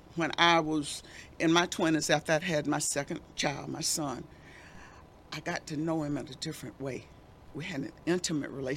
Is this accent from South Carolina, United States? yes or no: yes; Mullins, South Carolina, United States; We lived on Old Stage Road in South Carolina, Mullen, South Carolina.